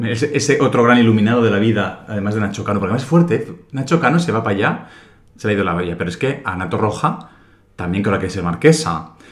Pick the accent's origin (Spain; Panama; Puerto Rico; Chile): Spain; que a mí como español tampoco me hace sentirme orgulloso.